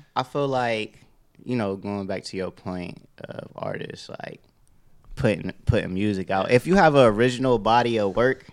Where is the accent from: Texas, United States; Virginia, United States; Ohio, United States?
Ohio, United States; Youngstown; also born or lived in Atlanta; now in Los Angeles, United States; I'm from Youngstown, Ohio. I left uh, my hometown probably like 2015, uh, and I relocated to Atlanta